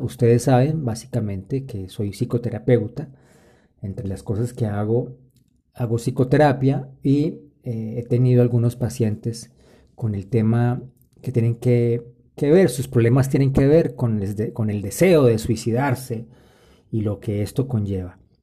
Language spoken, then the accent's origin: Spanish; Colombia; En mi país, Colombia